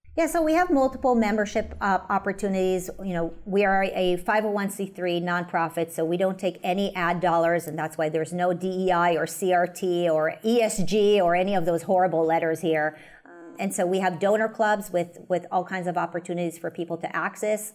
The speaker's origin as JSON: {"language": "English", "country": "United States", "said": "as an American"}